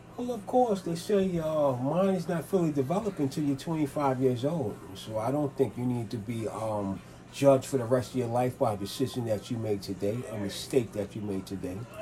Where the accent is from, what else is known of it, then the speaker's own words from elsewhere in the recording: New York City, New York, United States; I was born in Manhattan, raised in Manhattan and the Bronx.